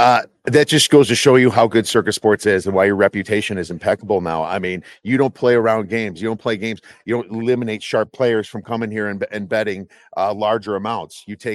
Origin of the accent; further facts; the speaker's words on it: Chicago, Illinois, United States; moved away as an adult; now in Chandler, United States; So I'm from Chicagoland area originally, but I have been in Arizona for 10 years.